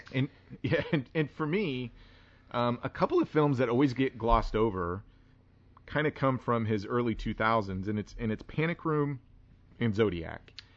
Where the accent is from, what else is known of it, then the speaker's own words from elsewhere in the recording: Wichita, Kansas, United States; I grew up in Wichita, Kansas